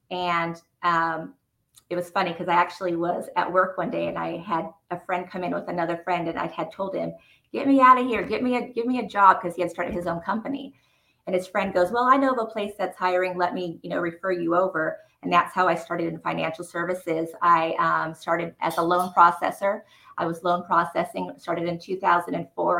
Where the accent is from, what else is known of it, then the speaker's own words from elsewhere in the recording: Rancho Cucamonga, California, United States; also born or lived in Fontana, California; I was born in Fontana, California, um, and I was raised in Rancho Cucamonga